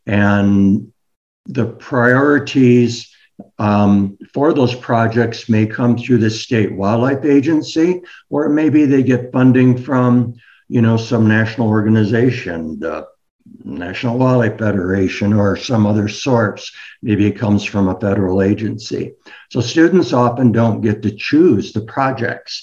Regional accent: rural Michigan, United States; moved away as an adult; now in Montana, United States; I was born and raised in rural Michigan

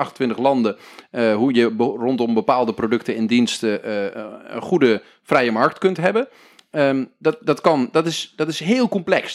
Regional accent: Netherlands

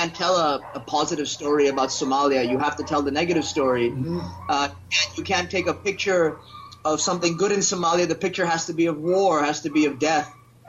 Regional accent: Philippines; also born or lived in India / Thailand / Singapore / United States; I was born in India. I grew up in the Philippines, Thailand, Singapore, and the U.S. I've also lived in Europe, Africa, the Caribbean.

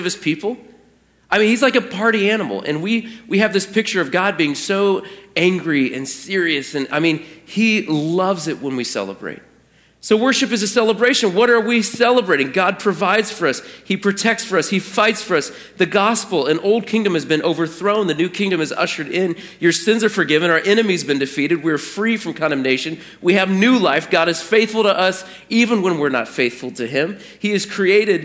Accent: Portland, United States; moved away; my hometown

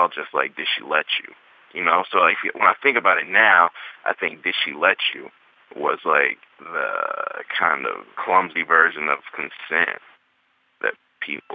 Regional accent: Mississippi, United States; as a young person growing up in Mississippi

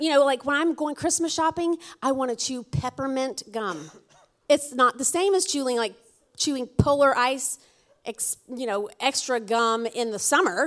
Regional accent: Alabama, United States; now in New England, United States; I'm from Alabama

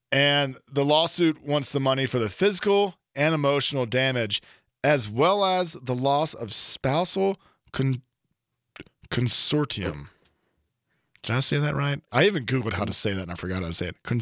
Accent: Texas, United States; Texas lawyer in a 10 gallon bucket hat march right into a Wyoming courtroom and get his money because I'm from Texas.

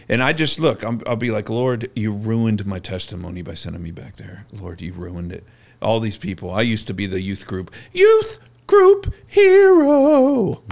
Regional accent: Bakersfield, California, United States; moved away as an adult; also born or lived in Los Angeles, California; I'm this kid from Bakersfield, California

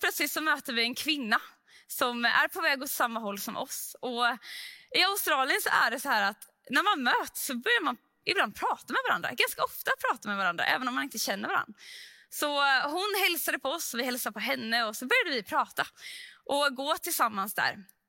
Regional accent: Sweden; vi som svenskar

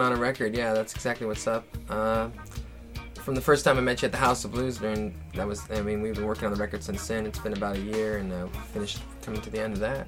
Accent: Portland, Oregon, United States; moved away as an adult; also born or lived in Hawaii; now in San Diego, United States; I'm originally from Portland, Oregon

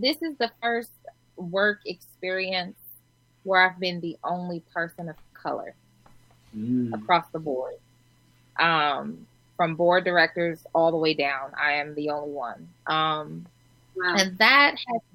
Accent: Omaha, Nebraska, United States; I'm from Omaha, Nebraska

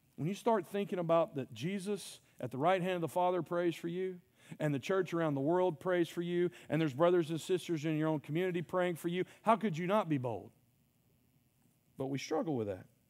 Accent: Mississippi, United States; I'm from Mississippi

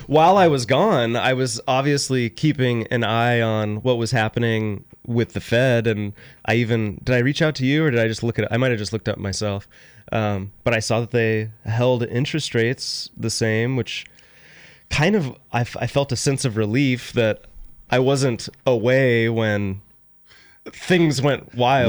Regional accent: Sacramento, California, United States; Growing up in Sacramento, I, I always described it as a family-friendly, bigger city

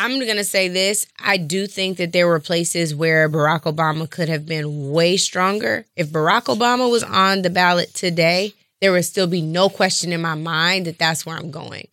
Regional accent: Seattle, Washington, United States; born and raised in Seattle, Washington

